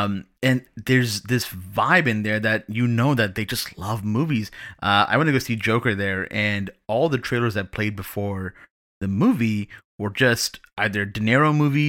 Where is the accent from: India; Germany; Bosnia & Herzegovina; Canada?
Canada; as a Canadian